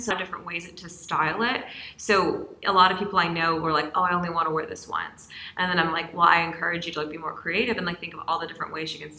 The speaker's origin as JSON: {"language": "English", "region": "Louisiana", "country": "United States", "tie": "born or raised there", "said": "Like, I grew up in Louisiana, so went to school in New Orleans."}